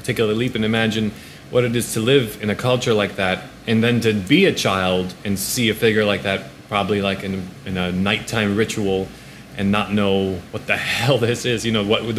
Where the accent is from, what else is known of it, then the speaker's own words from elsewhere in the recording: New York City, New York, United States; also born or lived in Poland / Belgium; I've been in New York City since kindergarten. I was born in Poland, and we moved to Belgium for a year or two. And then we got kicked out and went and came here. But New York City since kindergarten.